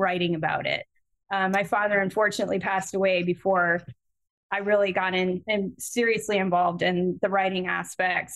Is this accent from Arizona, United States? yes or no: no; Connecticut, United States; my hometown in Connecticut